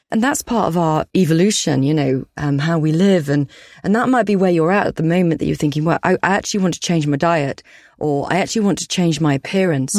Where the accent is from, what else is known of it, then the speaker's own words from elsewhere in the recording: Yorkshire and the Humber, United Kingdom; I'm a Yorkshire woman